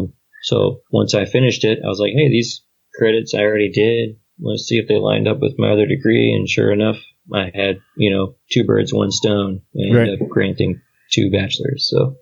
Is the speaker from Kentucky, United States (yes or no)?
yes; Kentucky, United States; also born or lived in Germany; But my home for me is Kentucky. That's where my dad lives. That's where my dad's family lives.